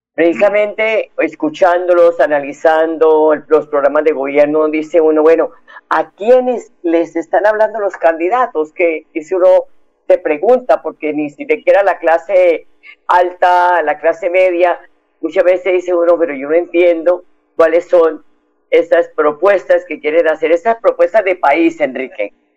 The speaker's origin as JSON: {"language": "Spanish", "area": "Opita", "region": "Huila", "country": "Colombia", "moved": "yes", "said": "como buena embajadora Opita"}